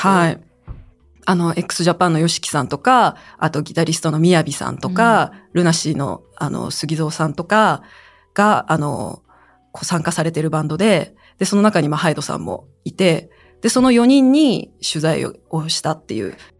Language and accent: Japanese; China; now in Japan; 私が中国出身ということ